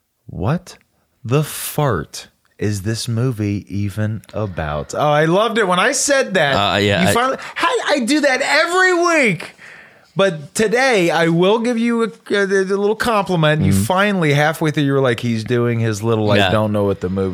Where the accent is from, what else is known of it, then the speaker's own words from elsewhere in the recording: the North, United States; I'm a guy from the North